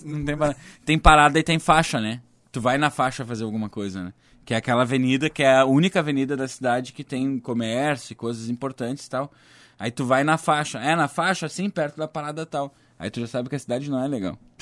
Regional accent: Gravataí, Rio Grande do Sul, Brazil; now in Cachoeirinha, Brazil; Gravataí, que é a minha terra, né, cara? sou da região metropolitana

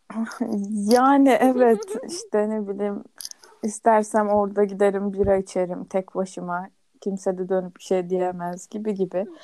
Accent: Aegean Region, Turkey; ben yirmi üç yıldır Egeliyim

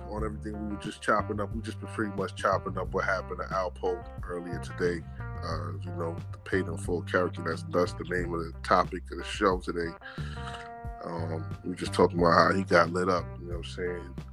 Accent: Jamaica; I'm, I'm Jamaican

